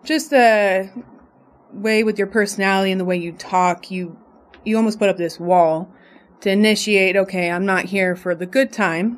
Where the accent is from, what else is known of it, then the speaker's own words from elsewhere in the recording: Las Vegas, Nevada, United States; I'm born and raised in Las Vegas